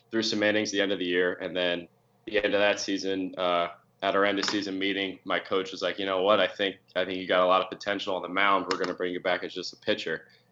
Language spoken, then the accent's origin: English; Pottsville, Pennsylvania, United States; also born or lived in Philadelphia; I'm proud to say I'm from Pottsville